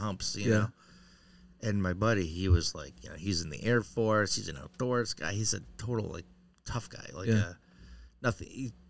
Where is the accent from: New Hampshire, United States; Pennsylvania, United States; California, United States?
New Hampshire, United States; I'm from New Hampshire.